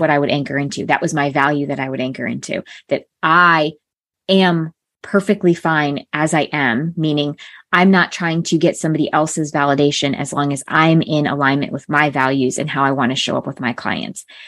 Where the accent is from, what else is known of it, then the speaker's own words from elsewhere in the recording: Connecticut, United States; I grew up in a small town in Connecticut, so predominantly White Town.